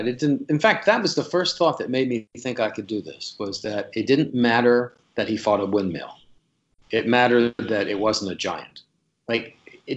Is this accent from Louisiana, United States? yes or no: yes; South Louisiana, United States; I'm from South Louisiana